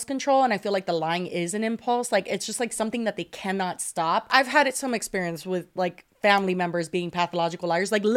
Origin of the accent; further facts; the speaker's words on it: Miami, Florida, United States; accent: Miami; moved away; My accent is more a Miami accent than anything else.